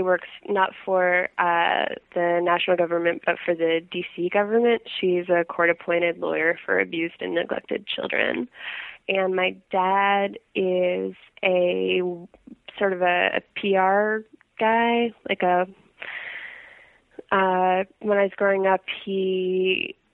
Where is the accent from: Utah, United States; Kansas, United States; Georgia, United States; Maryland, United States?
Maryland, United States; Silver Spring; moved away as an adult; now in New York, United States; I grew up in Silver Spring, Maryland, right outside our nation's capital, Washington